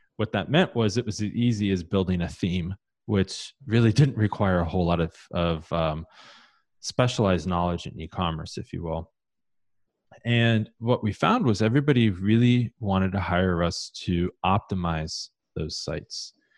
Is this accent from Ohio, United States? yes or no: yes; Columbus, Ohio, United States; I grew up in Columbus, Ohio